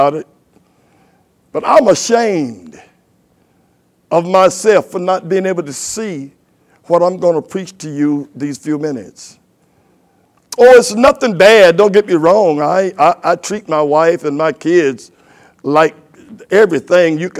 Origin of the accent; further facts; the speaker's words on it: United States; I'm from Carolina, and most of us men are men that came from here